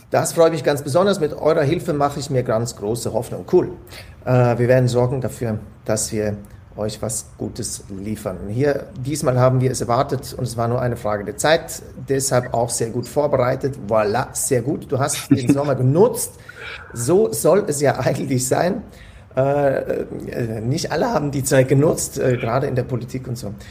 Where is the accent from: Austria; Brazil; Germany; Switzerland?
Switzerland; Ich komme ja aus der Schweiz, bei uns ist alles noch normal soweit